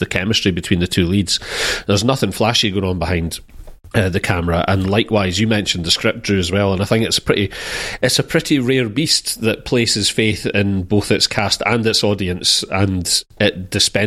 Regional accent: United Kingdom; as a Brit

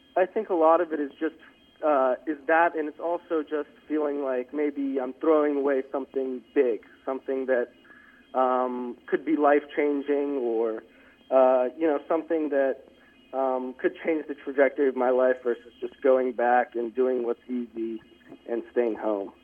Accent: Atlanta, Georgia, United States; moved away as an adult; now in Berkeley, United States; I'm from Atlanta, Georgia, so I'm paying out-of-state tuition

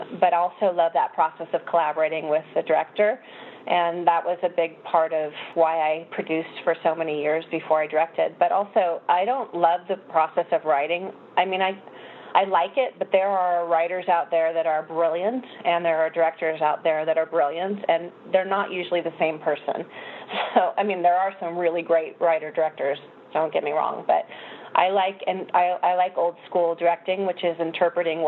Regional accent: Phoenix, Arizona, United States; I grew up in Phoenix, Arizona, where it's 125 degrees in the daytime in the summer

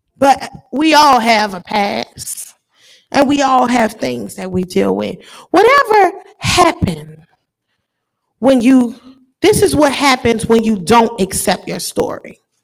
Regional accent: New Orleans, Louisiana, United States; I grew up in New Orleans

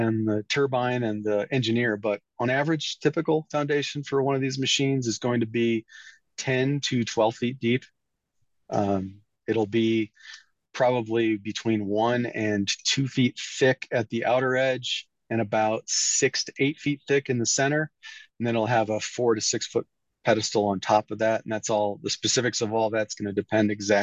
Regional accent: Iowa, United States; moved away; my home state, which is Iowa

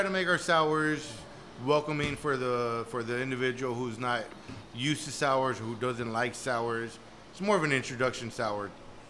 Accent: Chicago, Illinois, United States; moved away; I'm from Chicago originally.

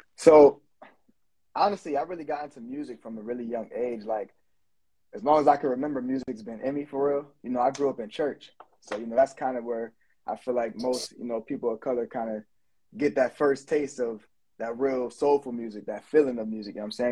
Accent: Buffalo, New York, United States; moved away; I come from Buffalo, New York, and I used to own a recording studio there

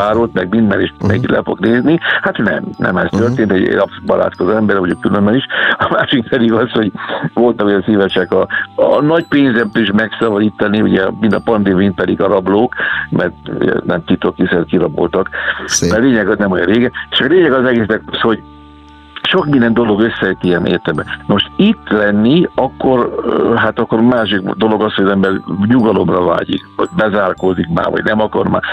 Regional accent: Somogy, Hungary; also born or lived in Kaposvár / Budapest / overseas; now in Keszthely area, Hungary; Nekem se esik a egykori szülőföldemtől távol, hiszen én Somogyi vagyok

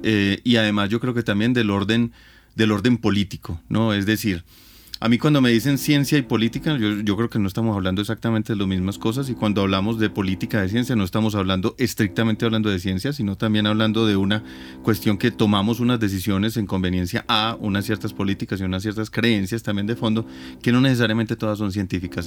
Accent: Antioquia, Colombia; de las creencias populares que me tocaron a mí desde niño, ¿cierto? Entonces, por ejemplo, uno le da una gripa y en, Antioquia se recomienda mucho el agua panela con limón

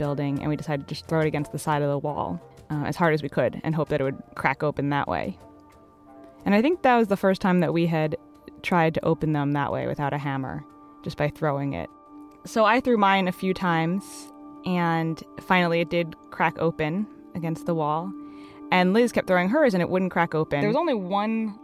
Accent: Hastings-on-Hudson, New York, United States; moved away; originally I'm from Hastings-on-Hudson, New York

